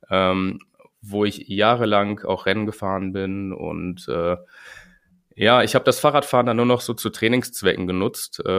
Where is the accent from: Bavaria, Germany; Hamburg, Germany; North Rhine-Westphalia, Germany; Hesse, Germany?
North Rhine-Westphalia, Germany; Winterberg; Ich komme aus Winterberg.